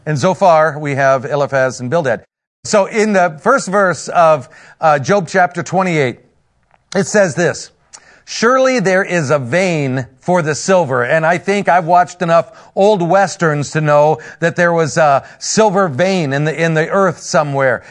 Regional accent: Northern Indiana, United States; I'm from Northern Indiana, a pastor up there

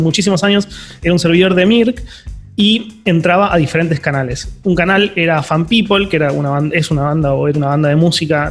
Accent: Quilmes, Buenos Aires Province, Argentina

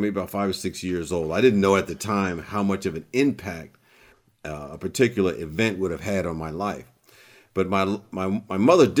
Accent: Long Island, New York, United States; born there; I was born in Long Island, New York.

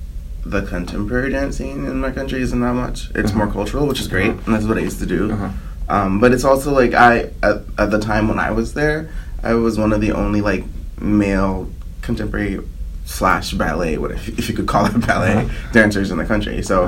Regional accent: Belize; moved away as an adult; now in United States; Yeah, I grew up in Belize. I moved to the U.S. when I was 19.

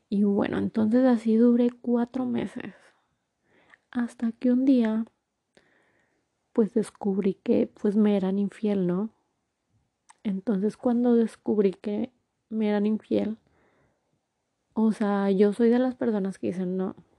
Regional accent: Torreón, Coahuila, Mexico; moved away as an adult; also born or lived in Durango, Mexico / Mexico City, Mexico; now in New Jersey, United States; soy de México, de la ciudad de Torreón, Coahuila. Actualmente vivo en New Jersey.

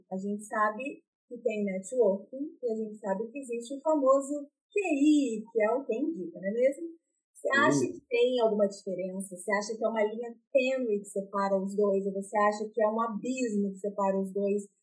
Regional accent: São Paulo, Brazil; moved away; Eu sou paulistana

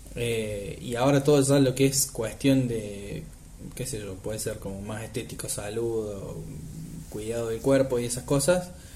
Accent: a town in the interior of Córdoba, Argentina; now in Córdoba, Argentina; yo no soy eh, nativo de Córdoba, sino que soy de un pueblo del interior

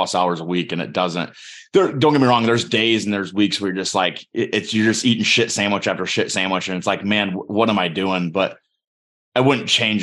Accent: Northwest Ohio, United States; from Northwest Ohio

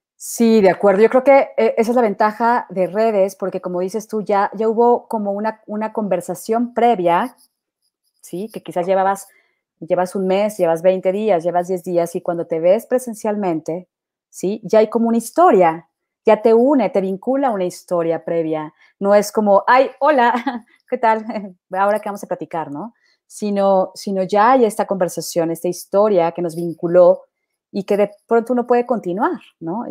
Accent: Mexico; now in Colombia; yo vengo de México

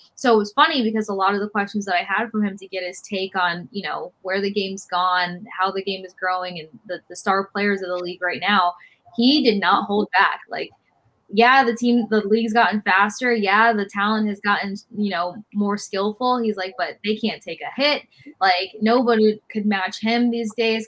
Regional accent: Tampa, Florida, United States; growing up in Tampa Bay

